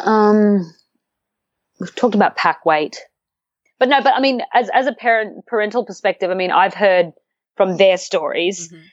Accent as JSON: {"language": "English", "country": "Australia", "said": "I come from Australia"}